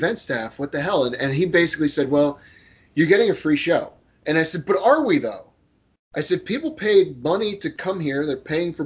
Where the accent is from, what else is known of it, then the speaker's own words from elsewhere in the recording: Florida, United States; I'm from Florida.